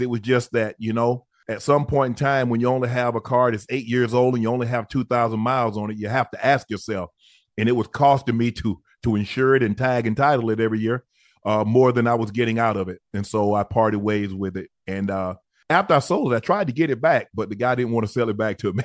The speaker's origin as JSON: {"language": "English", "region": "the rural South", "country": "United States", "tie": "born or raised there", "said": "I was born in the South. I was born rural South"}